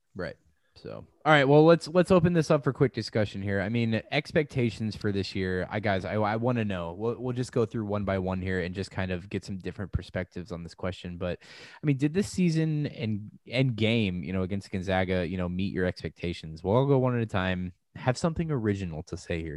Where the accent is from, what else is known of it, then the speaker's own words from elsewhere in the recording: St. Louis, Missouri, United States; moved away; I'm also from Saint Louis